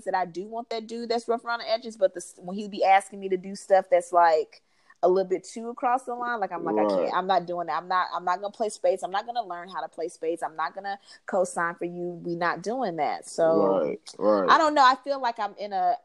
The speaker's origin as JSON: {"language": "English", "town": "Huntsville", "region": "Alabama", "country": "United States", "tie": "born or raised there", "said": "we grew up in Northside, you know, Huntsville"}